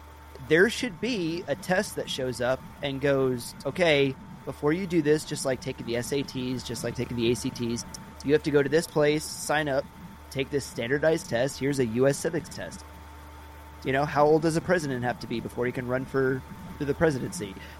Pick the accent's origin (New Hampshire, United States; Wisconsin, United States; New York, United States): Wisconsin, United States; Actually, so, George, I didn't tell you this when we started, but I'm from Wisconsin.